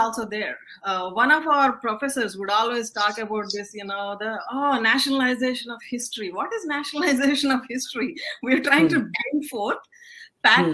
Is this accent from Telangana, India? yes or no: yes; Telangana, India; I come from Telangana.